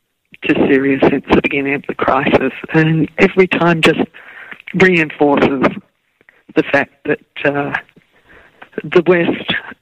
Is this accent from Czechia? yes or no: no; Australia; I'm from Australia.